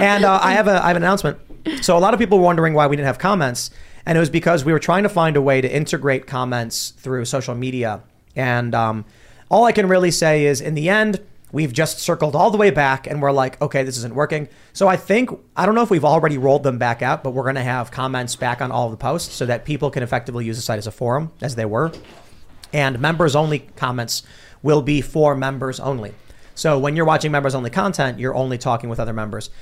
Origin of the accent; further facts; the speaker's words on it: Chicago, Illinois, United States; I'm from Chicago